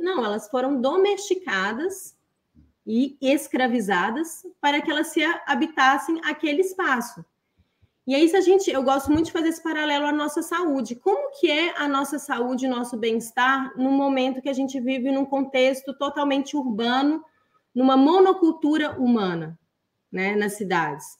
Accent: Belo Horizonte, Minas Gerais, Brazil; eu nasci num apartamento em Belo Horizonte, Minas Gerais

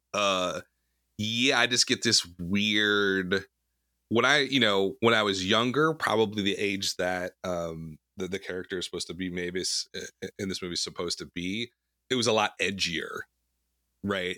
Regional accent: Wisconsin, United States; moved away; growing up in Wisconsin where we grew up, we're the Midwest

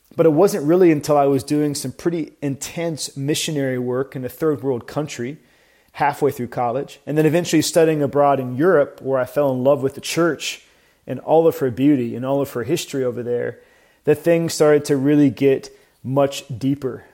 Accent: Atlanta, Georgia, United States; moved away as an adult; also born or lived in Nashville, Tennessee; now in Tampa, United States; I grew up in Atlanta

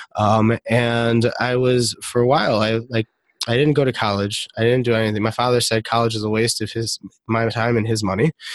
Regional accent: Detroit, Michigan, United States; also born or lived in Israel; I grew up in Detroit, Michigan

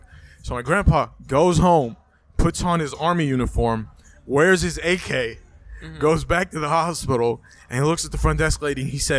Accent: United States; first language Arabic; English is a second language; I'm American

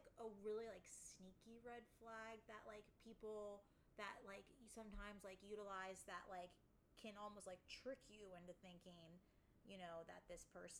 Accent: Florida, United States; I was, like, born and raised in Florida. I'm, like, a true blue

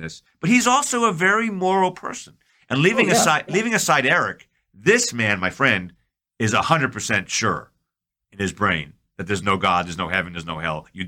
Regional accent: New York, United States; I'm from New York.

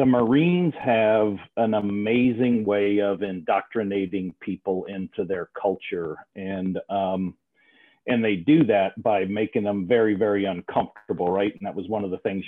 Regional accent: outside of New Orleans, South Louisiana, United States; I grew up in South Louisiana, outside of New Orleans

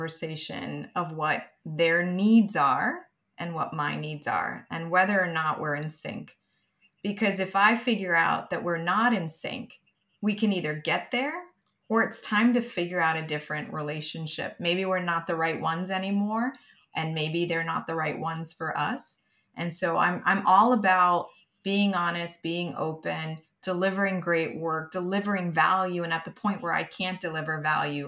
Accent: New York City, New York, United States; growing up in Brooklyn, New York

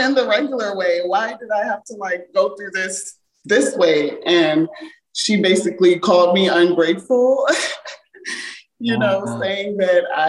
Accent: Montgomery County, Maryland, United States; accent: American; also born or lived in Jamaica; I grew up in Montgomery County, Maryland, and it's very diverse here

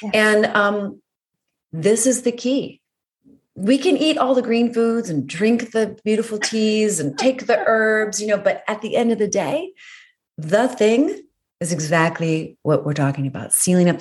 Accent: Northern Virginia, United States; also born or lived in Maryland; I was born in Maryland and spent a lot of time in Ellicott City because I grew up in Northern Virginia

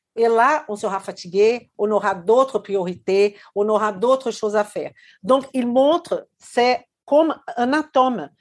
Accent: Belo Horizonte, Minas Gerais, Brazil; moved away; Belo Horizonte, ma ville natale au Brésil

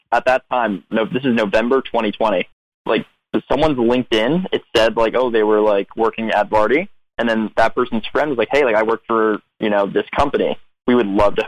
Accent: Westchester, New York, United States; moved away as an adult; also born or lived in Berkeley, California; now in New York City, United States; I grew up in that other suburb in Westchester

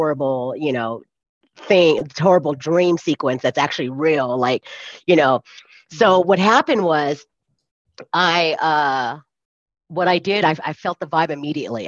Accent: California, United States; moved away as an adult; now in Colorado, United States; I'm from California, and I came back to the US to live in Colorado, which is not my home

